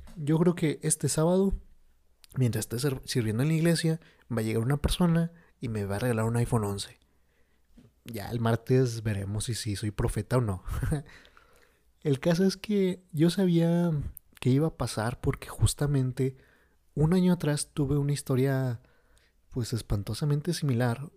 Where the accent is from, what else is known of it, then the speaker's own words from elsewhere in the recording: Mexico; mi México bonito